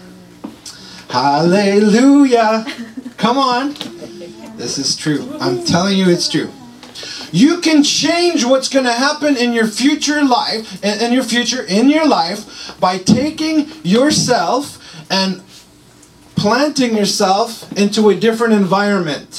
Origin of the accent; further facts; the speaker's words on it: Montreal, Quebec, Canada; moved away; I'm from Montreal.